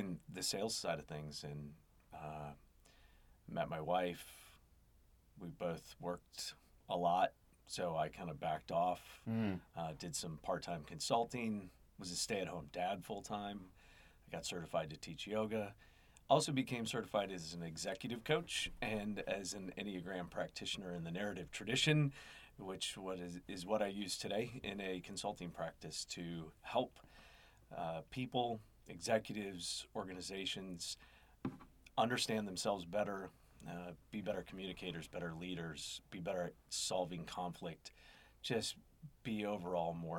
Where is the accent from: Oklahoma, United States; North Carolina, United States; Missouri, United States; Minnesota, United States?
Minnesota, United States; moved away as an adult; also born or lived in Cincinnati area; I grew up in Minnesota